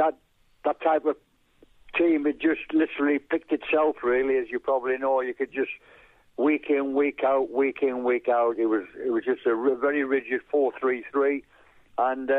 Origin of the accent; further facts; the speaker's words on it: North East England, United Kingdom; moved away; also born or lived in Burnley / London; my North East lad originally